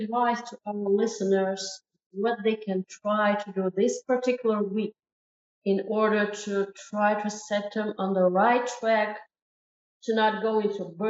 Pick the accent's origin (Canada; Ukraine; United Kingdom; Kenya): Ukraine; I am from Ukraine